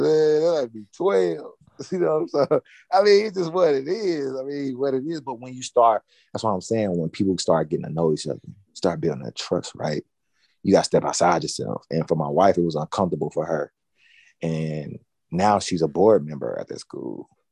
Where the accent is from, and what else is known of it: Nashville, Tennessee, United States; born or raised there